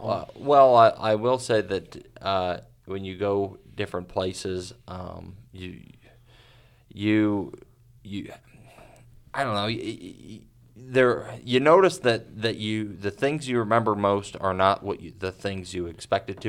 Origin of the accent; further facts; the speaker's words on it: United States; as an American